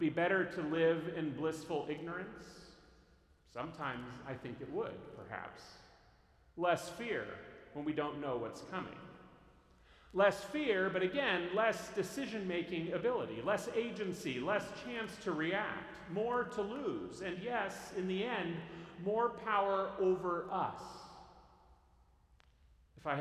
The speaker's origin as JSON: {"language": "English", "region": "Northern California", "country": "United States", "tie": "born or raised there", "said": "I grew up in Northern California in earthquake country"}